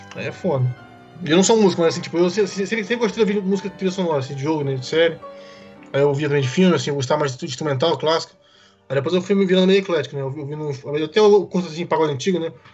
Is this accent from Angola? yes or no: no; Brasília, Federal District, Brazil; Também sou de Brasília também